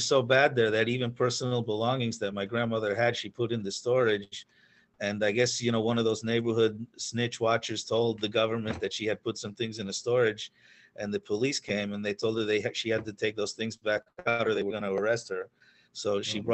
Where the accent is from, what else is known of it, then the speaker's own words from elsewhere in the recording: Pennsylvania, United States; also born or lived in New York; I was raised in Pennsylvania. I was born in New York, but I was raised in Pennsylvania. My family moved there when I was about 9 or 10.